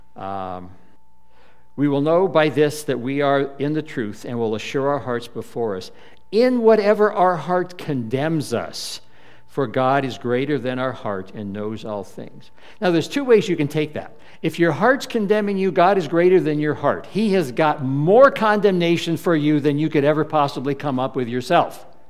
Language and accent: English; United States